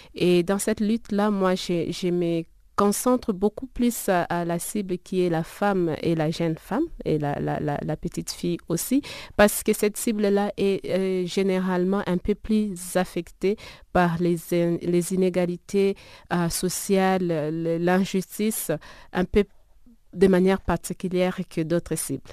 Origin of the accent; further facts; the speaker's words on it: DR Congo; now in South Africa; mon pays d'origine